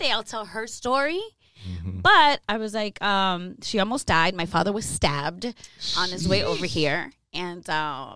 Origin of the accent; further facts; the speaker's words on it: Los Angeles, California, United States; I grew up in Mid-City, in Los Angeles